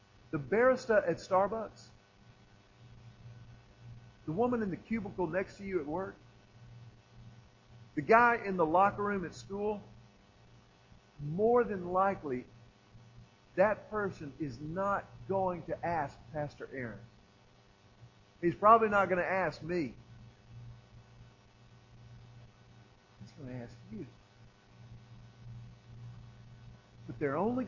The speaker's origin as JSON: {"language": "English", "region": "Texas", "country": "United States", "said": "I'm from Texas."}